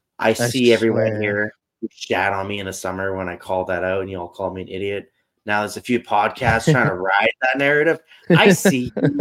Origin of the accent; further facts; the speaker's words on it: Canada; I'm going to cheer for the Canadian kids because I'm Canadian.